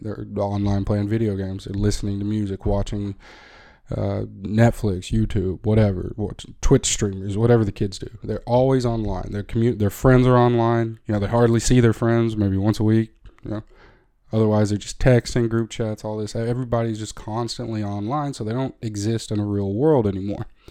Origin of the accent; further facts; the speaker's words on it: United States; as an American